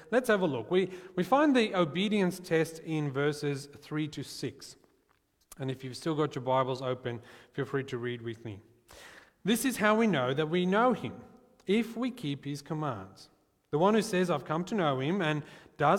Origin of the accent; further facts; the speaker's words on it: South Africa; I'm from South Africa, and the world where I grew up, I knew that my hopes of becoming an astronaut were essentially as likely as zero. And so, growing up in South Africa